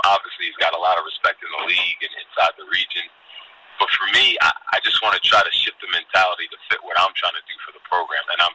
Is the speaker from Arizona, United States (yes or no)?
no; Amherst, Massachusetts, United States; moved away as an adult; now in Albany, United States; I grew up in Amherst, Massachusetts